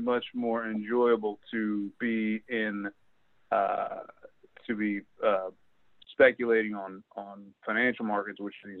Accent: Philadelphia, Pennsylvania, United States; when I was a kid, you know, growing up in the Philly area

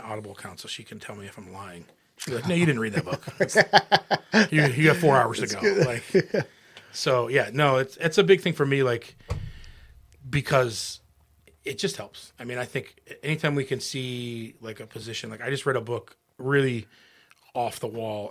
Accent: United States; we grew up all in Wayne County

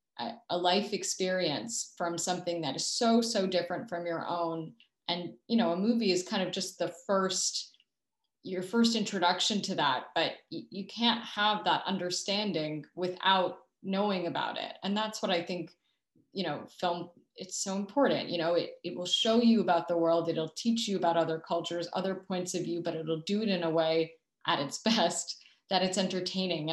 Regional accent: Canada; a Canadian filmmaker

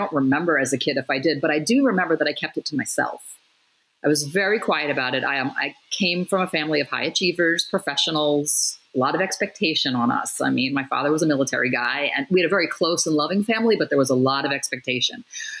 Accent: Hollywood, Florida, United States; So I grew up in South Florida, in a town called Hollywood.

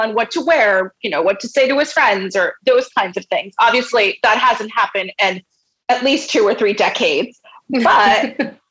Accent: Sayreville, New Jersey, United States; when I grew up in Sayreville, New Jersey

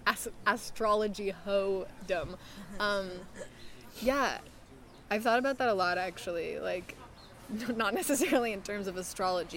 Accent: New York City, New York, United States; also born or lived in San Juan Islands, Washington; now in Los Angeles, United States; I was born on the Isle of Manhattan

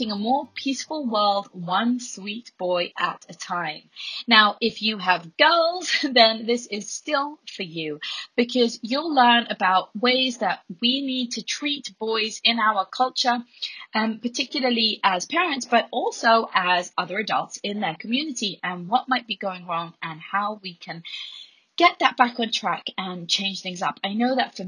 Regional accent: Jerusalem, Jerusalem District, Israel; living through a lot of terror in my hometown in Jerusalem

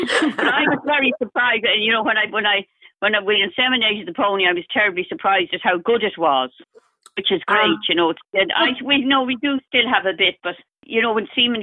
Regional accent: Ireland; I am Irish.

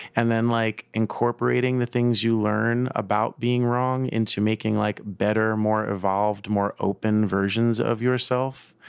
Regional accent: New York City, New York, United States; I grew up in South Brooklyn and Staten Island

